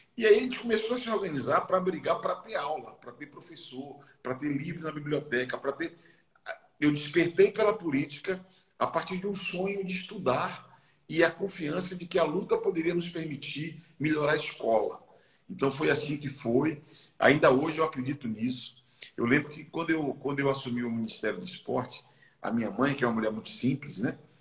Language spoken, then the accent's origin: Portuguese; Salvador, Bahia, Brazil; Eu nasci num bairro chamado Lobato, que é um bairro na linha do trem, lá em Salvador